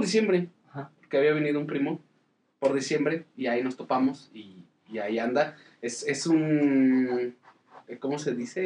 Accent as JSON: {"language": "Spanish", "region": "Mexico City", "country": "Mexico", "said": "Denzel y yo venimos de Iztapalapa, del Cerro de la Estrella"}